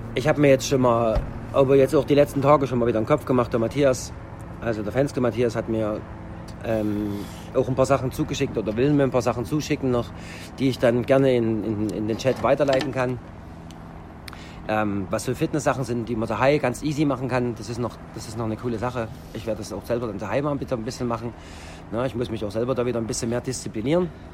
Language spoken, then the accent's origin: German; Roßwein, Saxony, Germany; Also das ist meine Heimatstadt